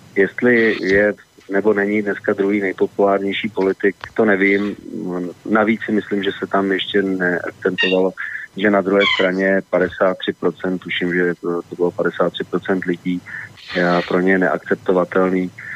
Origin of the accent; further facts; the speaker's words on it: Prague, Czechia; moved away as an adult; now in Central Bohemian Region, Czech Republic; narodil jsem se v Praze, žil jsem tam celý život, ve středních Čechách vlastně teď posledních deset let